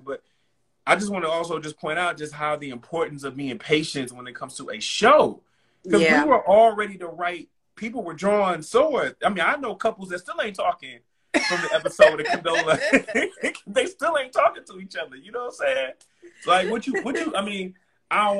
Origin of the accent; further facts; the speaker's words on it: United States; as Black American Blacks growing up in this country